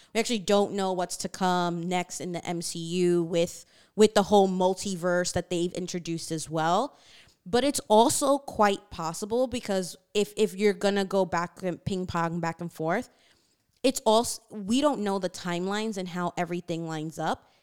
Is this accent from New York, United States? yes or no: yes; New York City, New York, United States; growing up in Queens and having, like, different friends from different backgrounds